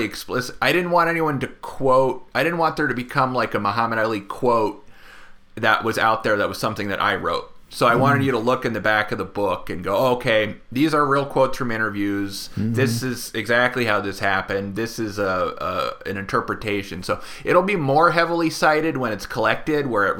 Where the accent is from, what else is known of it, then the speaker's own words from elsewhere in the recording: Oakland, California, United States; I'm from Oakland